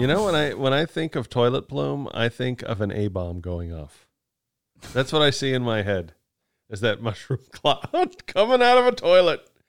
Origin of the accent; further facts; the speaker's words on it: Kansas, United States; I am from Kansas.